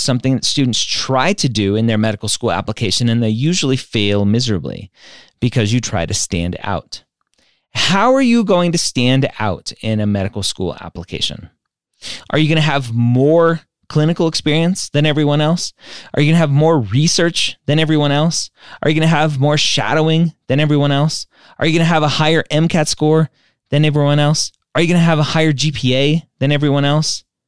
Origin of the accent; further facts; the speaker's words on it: Southern California, United States; I am from Southern California